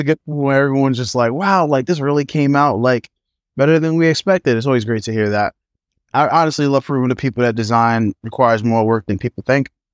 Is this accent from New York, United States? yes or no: yes; New York City, New York, United States; also born or lived in Manhattan, New York; I had a good time as a kid growing up in Brooklyn